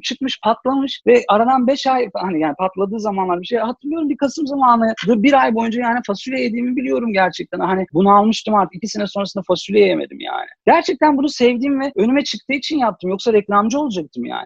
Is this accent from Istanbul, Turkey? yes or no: yes; Istanbul, Turkey; Ben bağcılar gibi bir yerde büyüdüm, yetiştim